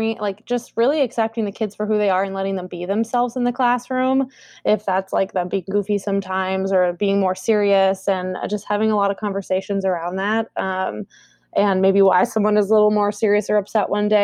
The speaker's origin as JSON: {"language": "English", "town": "Columbus", "region": "Ohio", "country": "United States", "tie": "born or raised there", "also_born_or_lived": "Collierville, Tennessee / Cincinnati, Ohio", "moved": "as an adult", "lives_now": "Minneapolis, United States", "said": "we moved to Columbus, Ohio when I was in the third grade. So I grew up there in Columbus"}